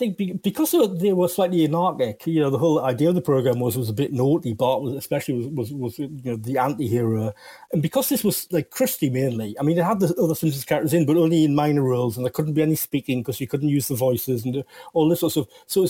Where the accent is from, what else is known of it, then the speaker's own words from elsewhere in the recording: New Zealand; I'm from New Zealand.